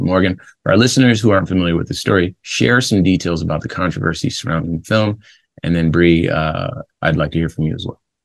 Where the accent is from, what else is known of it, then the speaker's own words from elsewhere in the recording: West Coast, United States; I grew up on the West Coast